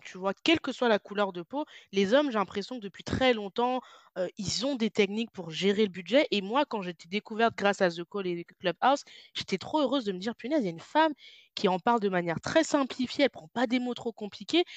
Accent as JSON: {"language": "French", "country": "France", "moved": "yes", "said": "je suis française, même si je ne vis plus en France"}